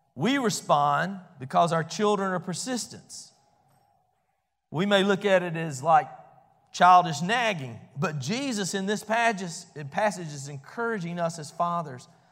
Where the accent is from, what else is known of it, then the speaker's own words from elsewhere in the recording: Albany, United States; I grew up over in First Baptist Albany